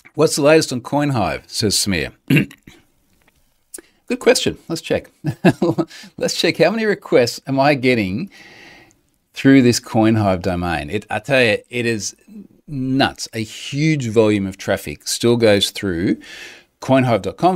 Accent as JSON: {"language": "English", "country": "Australia", "said": "I'm an Australian"}